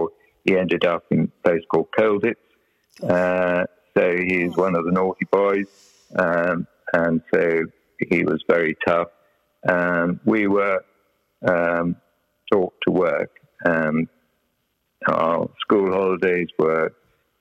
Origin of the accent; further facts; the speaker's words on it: North Wales, United Kingdom; moved away as an adult; grew up in this environment of North Wales